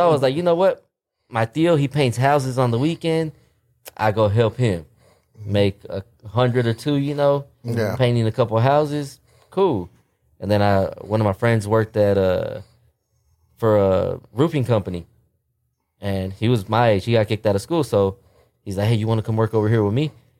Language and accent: English; Fort Worth, Texas, United States; we're from East Fort Worth. East Fort Worth, the Poly area.